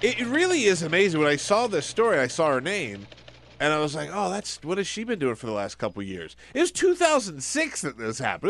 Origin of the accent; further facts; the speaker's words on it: South Carolina, United States; when I was growing up in South Carolina